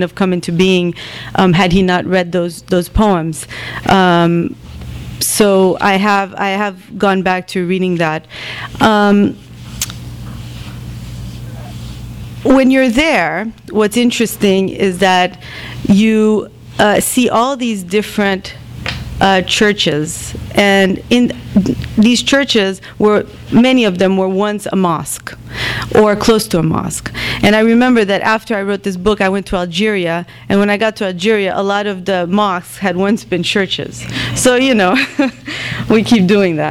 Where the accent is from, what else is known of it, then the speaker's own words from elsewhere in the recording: Bethlehem, West Bank, Palestine; also born or lived in Jerusalem; now in New York, United States; I come from Bethlehem originally, Bethlehem and Jerusalem